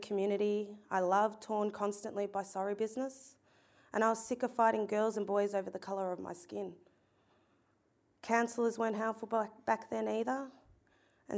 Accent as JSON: {"language": "English", "area": "Ballarat to Dimboola", "region": "Victoria", "country": "Australia", "tie": "born or raised there", "also_born_or_lived": "Melbourne", "said": "I was born here in Melbourne, but grew up travelling between towns that led you straight from Ballarat to Dimboola along the Wimmera River."}